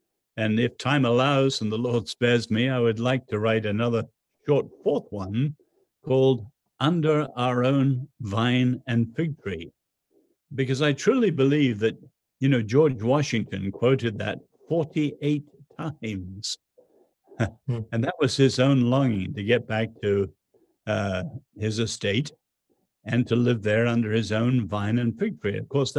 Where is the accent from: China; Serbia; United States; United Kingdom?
China; born there; I was born in China during World War II, where there was anything but home.